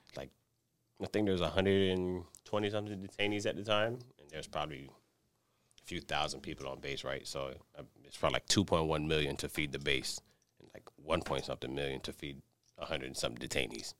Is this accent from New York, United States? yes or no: no; Miami, Florida, United States; born and raised in Miami, Florida